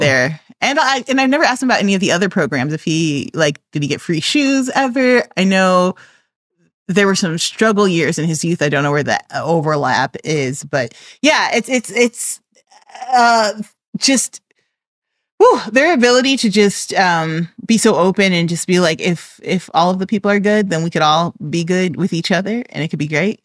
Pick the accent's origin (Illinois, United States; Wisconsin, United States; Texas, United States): Illinois, United States; Chicago; I am from Chicago